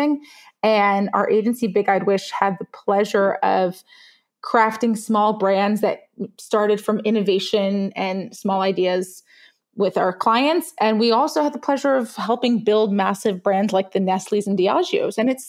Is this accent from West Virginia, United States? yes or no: no; New York City, New York, United States; also born or lived in Israel; I'm an immigrant. I was born in Israel. I grew up in Brooklyn